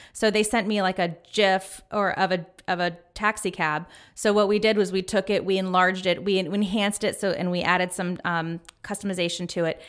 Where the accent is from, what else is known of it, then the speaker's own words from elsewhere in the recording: Winston-Salem, North Carolina, United States; I grew up in North Carolina with my dad in Winston-Salem